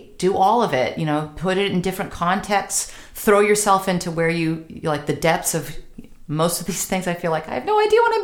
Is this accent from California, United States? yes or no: yes; California, United States; I'm Californian